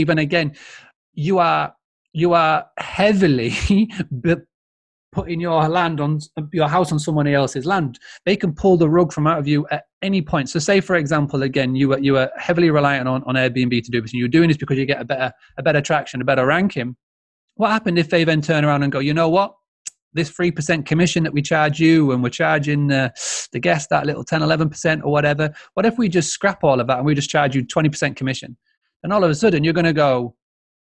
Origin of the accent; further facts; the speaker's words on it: Yorkshire and the Humber, United Kingdom; I'm a Yorkshireman